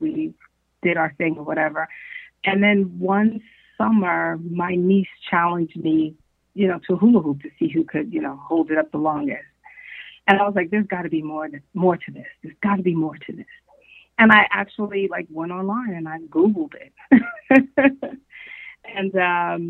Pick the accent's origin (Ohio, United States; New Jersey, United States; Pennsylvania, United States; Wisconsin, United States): New Jersey, United States; Newark; also born or lived in Detroit, Michigan; I am originally from Newark, New Jersey. From Newark, and I split, let's say, high school, my school years between New Jersey and Detroit, Michigan